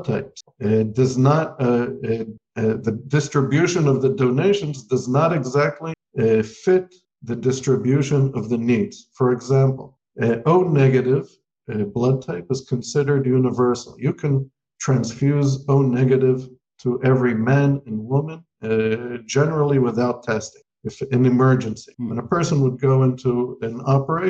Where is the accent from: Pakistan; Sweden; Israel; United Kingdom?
Israel; also born or lived in United States; I was born in the United States, but I grew up in Israel since the age of 6